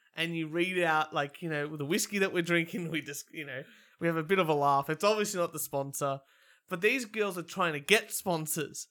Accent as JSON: {"language": "English", "country": "Australia", "said": "as an Australian man"}